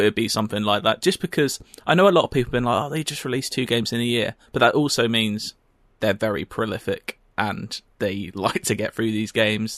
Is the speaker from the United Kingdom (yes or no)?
yes; United Kingdom; we're British.